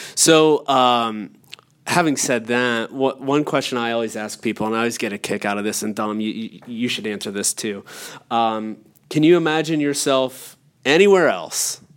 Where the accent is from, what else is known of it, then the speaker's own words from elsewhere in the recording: Allegheny National Forest, Pennsylvania, United States; moved away; I grew up in the Allegheny National Forest